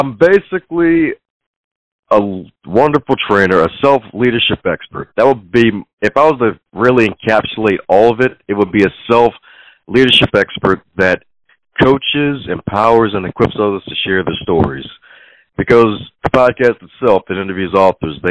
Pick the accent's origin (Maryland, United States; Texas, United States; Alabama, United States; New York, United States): Maryland, United States; Baltimore; Even though I put the T in Baltimore, I am from Baltimore